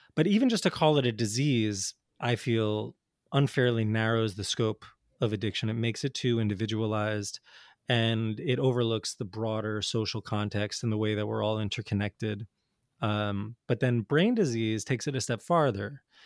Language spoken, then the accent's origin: English; New Jersey, United States; I grew up in North Jersey in the eighties and nineties